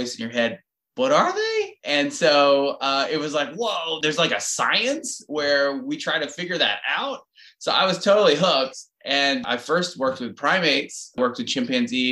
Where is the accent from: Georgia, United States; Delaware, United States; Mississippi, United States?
Georgia, United States; Atlanta; moved away as an adult; now in Durham, United States; I grew up in Atlanta